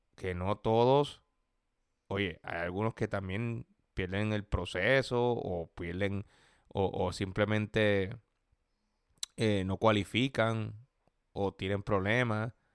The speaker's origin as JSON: {"language": "Spanish", "country": "Puerto Rico", "moved": "yes", "lives_now": "United States", "said": "yo soy puertorriqueño, yo tengo un estatus por ser colonia, que obviamente permite ser legal desde que nací"}